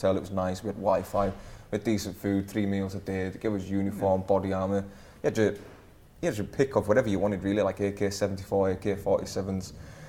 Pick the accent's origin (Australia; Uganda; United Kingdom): United Kingdom; I'm sick of being the Brit today.